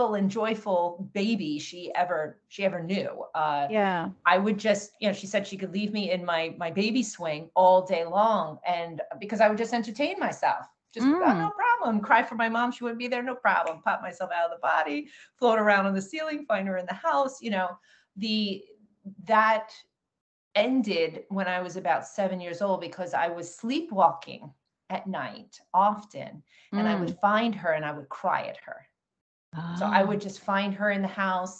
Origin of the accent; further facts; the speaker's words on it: Long Island, New York, United States; I was born in New York, on Long Island, New York, middle-class family, middle of Long Island. My background growing up, you know, I had two brothers